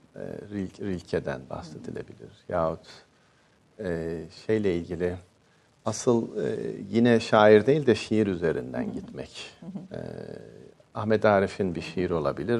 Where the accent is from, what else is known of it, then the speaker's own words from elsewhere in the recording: Ankara, Turkey; also born or lived in unnamed village (birthplace); doğduğum köyde ilkokul birinci sınıfı okudum ama 5 yaş 2 aylıkken e, okula başladım. Ee, bütün aile Ankara'ya göçmüştü.